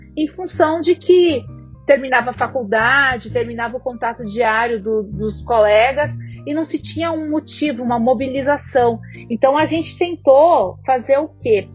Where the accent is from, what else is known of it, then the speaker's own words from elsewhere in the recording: South Region, Brazil; moved away as an adult; now in São Paulo, Brazil; eu sou paulista, mas eu acabei crescendo, né? Minha família se mudou para lá, para o sul, quando eu era ainda criança.